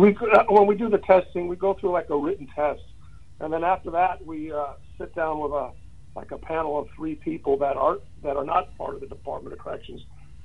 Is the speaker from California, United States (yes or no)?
yes; California, United States; I grew up in California most of my life.